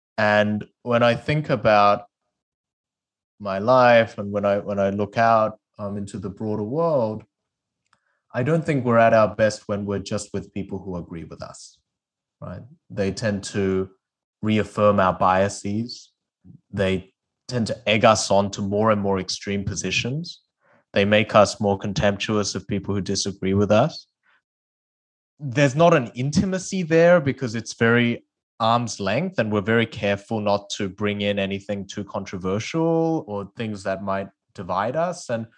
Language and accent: English; South Korea; English is a second language; moved away; I started debating because I moved from South Korea to Australia and didn't speak the English language.